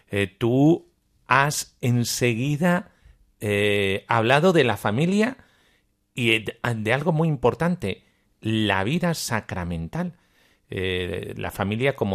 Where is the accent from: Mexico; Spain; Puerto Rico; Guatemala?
Guatemala; yo soy de Guatemala.